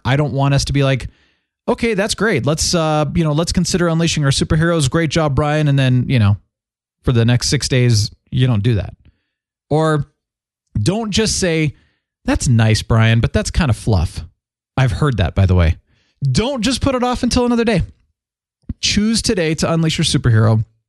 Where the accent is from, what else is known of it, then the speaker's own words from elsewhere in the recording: Phoenix, Arizona, United States; moved away; I grew up in Phoenix for about eleven years as a kid